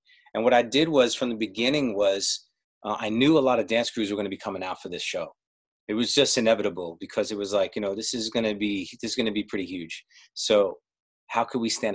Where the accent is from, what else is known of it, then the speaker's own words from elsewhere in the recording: New York City, New York, United States; I lived in Brooklyn. I grew up in Brooklyn.